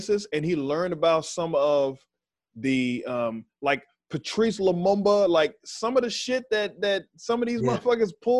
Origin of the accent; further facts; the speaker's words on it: United States; I'm American